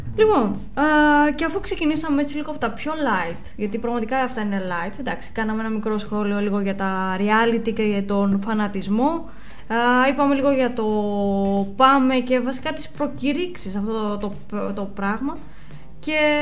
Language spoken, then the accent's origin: Greek; Greece; σαν Ελληνίδα